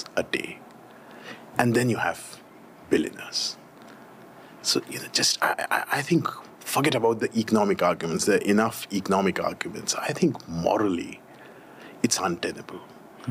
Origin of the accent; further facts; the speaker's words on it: Delhi, India; I come from Delhi. That's home for me.